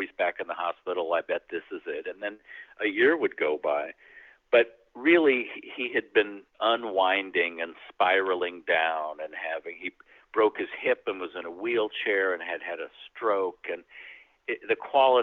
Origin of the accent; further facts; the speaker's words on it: Midwest, United States; also born or lived in New York; now in Los Angeles, United States; we grew up in the Midwest